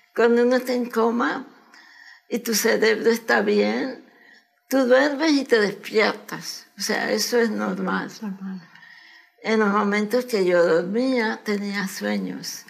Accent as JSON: {"language": "Spanish", "region": "Managua", "country": "Nicaragua", "tie": "born or raised there", "moved": "as an adult", "lives_now": "United States"}